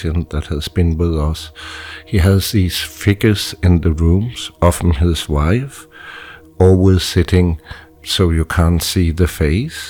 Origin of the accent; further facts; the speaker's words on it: Denmark; I grew up in Denmark, and we also met in Denmark